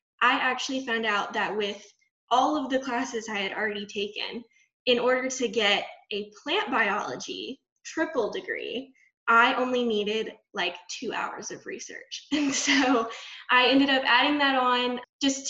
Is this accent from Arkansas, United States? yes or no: yes; Little Rock, Arkansas, United States; moved away as an adult; also born or lived in Oklahoma; I am from the Little Rock, Arkansas area